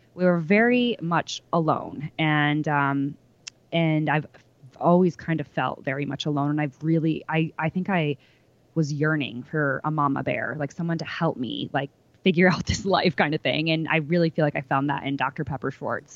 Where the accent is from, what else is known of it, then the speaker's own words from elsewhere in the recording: New York, United States; I'm from New York